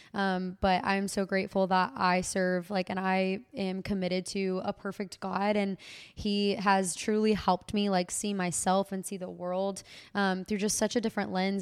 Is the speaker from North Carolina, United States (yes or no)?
no; Waco, Texas, United States; in my hometown